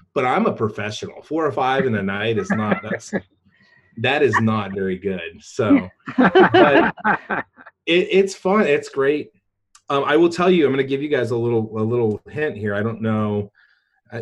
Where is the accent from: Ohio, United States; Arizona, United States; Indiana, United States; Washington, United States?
Arizona, United States; northern; moved away; I'm from Arizona, northern Arizona